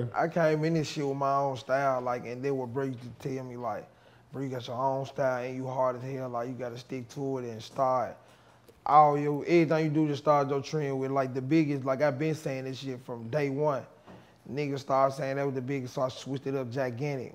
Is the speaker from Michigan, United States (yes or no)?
no; Memphis, Tennessee, United States; I'm from East Haiti, East Memphis